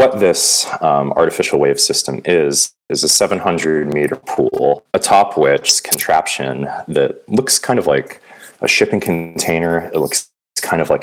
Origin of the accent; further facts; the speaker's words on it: Santa Cruz, California, United States; I grew up in Santa Cruz, California